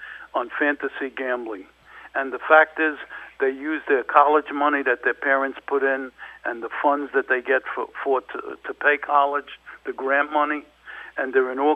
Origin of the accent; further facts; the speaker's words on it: New York City, New York, United States; I lived in Williamsburg and Brooklyn, and I was gambling at 7 or 8 years old